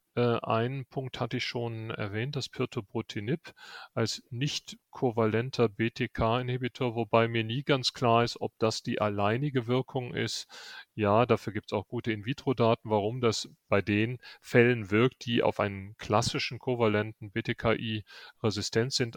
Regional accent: Rhineland, Germany; now in Munich, Germany; Als Rheinländer bin ich

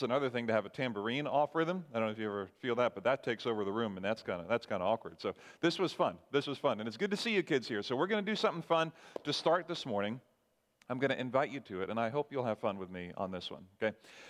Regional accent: Barbados; now in United States; Hey, it's better than when I grew up in Barbados, okay?

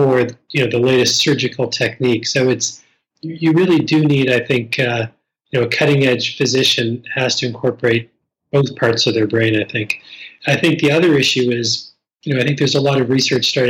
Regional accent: East Coast Canada, Atlantic Canada, Canada; moved away; growing up on the East Coast

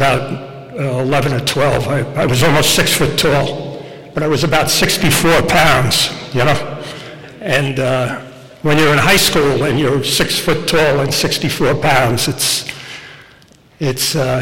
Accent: Rockland County, New York, United States; I grew up in Rockland County

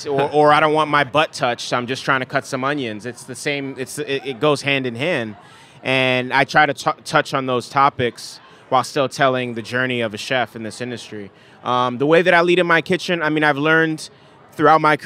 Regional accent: New York City, New York, United States; moved away; also born or lived in Nigeria / Washington, D.C.; me growing up in the Bronx

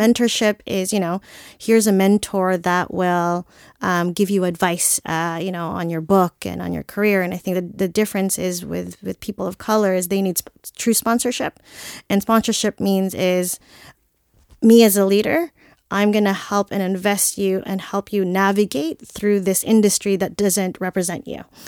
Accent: Philippines; I'm Filipino

